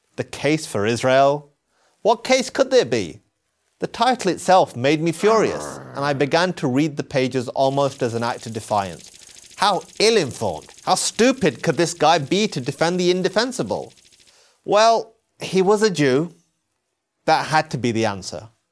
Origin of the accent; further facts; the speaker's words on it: England, United Kingdom; I was born in England. My parents moved there from Pakistan.